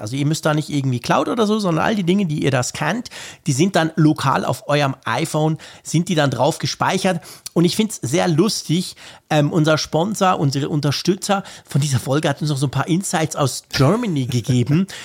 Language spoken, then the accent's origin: German; Switzerland; als Schweizer